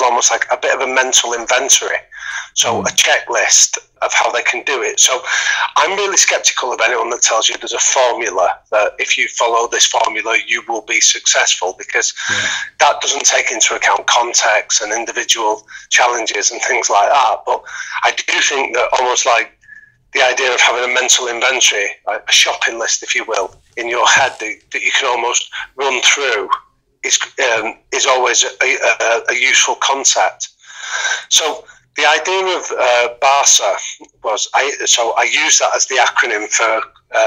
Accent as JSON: {"language": "English", "town": "Manchester", "region": "North West England", "country": "United Kingdom", "tie": "born or raised there", "said": "I'm from Manchester, and I grew up in a boxing gym"}